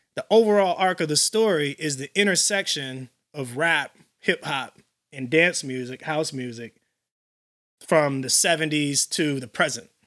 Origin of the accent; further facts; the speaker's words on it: Elgin, Illinois, United States; I grew up in Elgin